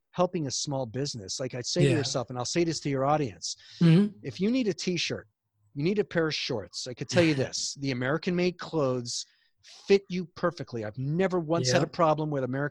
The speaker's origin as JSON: {"language": "English", "town": "Montreal", "region": "Quebec", "country": "Canada", "tie": "born or raised there", "accent": "Canadian", "moved": "yes", "lives_now": "United States", "said": "everyone knew somebody that worked in a factory on our street growing up in Montreal"}